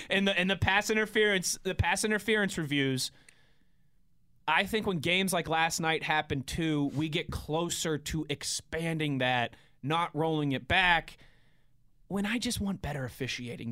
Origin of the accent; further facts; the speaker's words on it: Pittsburgh, Pennsylvania, United States; moved away as an adult; also born or lived in Philadelphia / Cleveland area, Ohio; July twenty-sixth, I moved home from Philadelphia